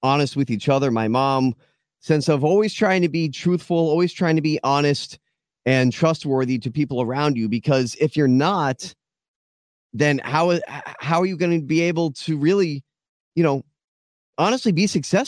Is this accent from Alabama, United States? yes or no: no; Boca Raton, Florida, United States; born in Boca Raton, Florida, was raised there